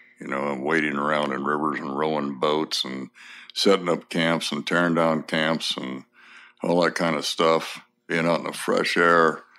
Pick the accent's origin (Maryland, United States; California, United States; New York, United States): California, United States; Pomona; born there; I was born in Pomona, California, and when I was born, my father was in Normandy in July of 1944.